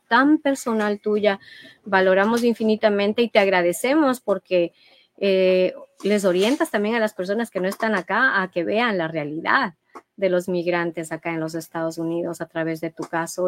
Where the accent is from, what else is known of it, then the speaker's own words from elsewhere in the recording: Ecuador; como ecuatorianos